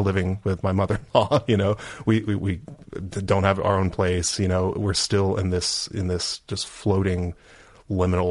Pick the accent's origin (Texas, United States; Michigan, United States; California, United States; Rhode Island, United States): Texas, United States; The Woodlands; moved away as an adult; also born or lived in Georgia / New York / Boston, Massachusetts / Somerville, Massachusetts; now in El Segundo, United States; I was born there, but I grew up mostly in Houston, Texas, just outside of Houston